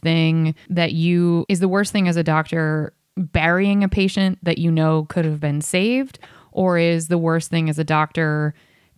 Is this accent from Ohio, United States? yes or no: yes; Cincinnati, Ohio, United States; now in St. Louis, United States; I grew up in Cincinnati